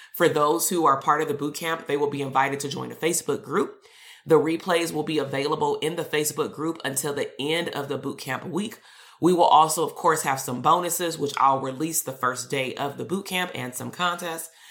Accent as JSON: {"language": "English", "town": "Compton", "region": "California", "country": "United States", "said": "I'm from Compton. I'm from the hood too."}